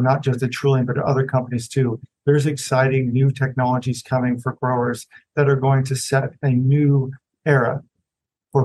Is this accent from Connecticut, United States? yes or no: no; Illinois, United States; moved away; also born or lived in West Coast; I grew up near farms in Illinois, surrounded by corn